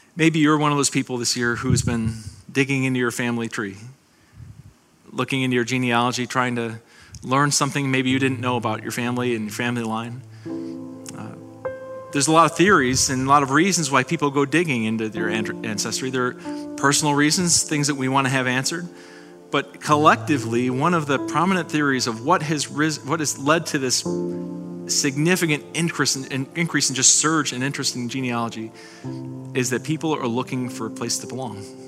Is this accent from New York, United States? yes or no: yes; North Tonawanda, New York, United States; I grew up up in North Tonawanda